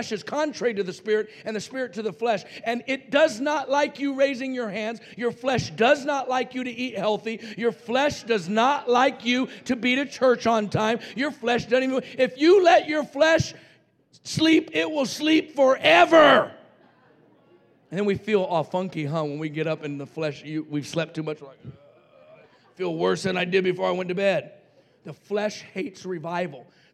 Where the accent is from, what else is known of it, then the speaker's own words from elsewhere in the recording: Roswell, New Mexico, United States; I was raised in Roswell, New Mexico, where the aliens landed